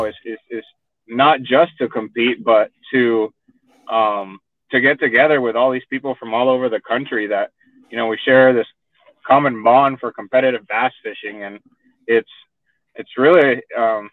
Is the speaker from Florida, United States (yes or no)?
yes; Miami, Florida, United States; moved away as an adult; also born or lived in San Juan, Puerto Rico / Fort Worth, Texas; now in Texas, United States; I was born in San Juan, Puerto Rico, and I grew up in Miami, Florida